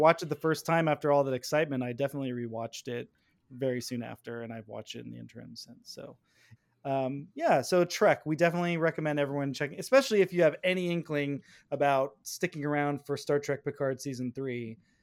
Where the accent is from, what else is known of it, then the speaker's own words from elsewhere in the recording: near Vacaville, the Bay Area, California, United States; she's from Vacaville. she's like right by my hometown